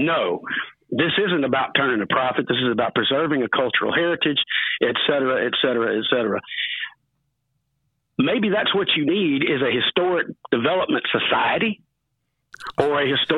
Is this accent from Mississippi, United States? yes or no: yes; Ocean Springs, Mississippi, United States; now in Alabama, United States; my hometown is a little town called Ocean Springs, Mississippi, that is famous for a couple things, two of them being really good-looking barns that moved to Alabama, and the other being historic sites.